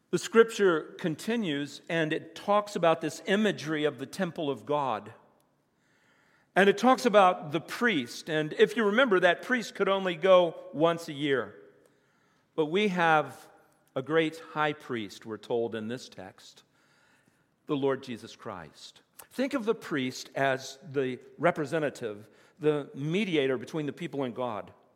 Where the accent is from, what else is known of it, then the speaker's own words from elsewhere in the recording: United States; moved away; also born or lived in Virginia / West Virginia; When I was a kid, I grew up in the Bible Belt, Virginia and West Virginia